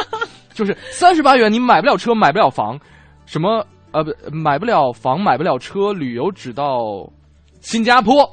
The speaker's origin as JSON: {"language": "Chinese", "region": "Northeast China", "country": "China", "tie": "born or raised there", "moved": "yes", "said": "像我老家东北的冬天"}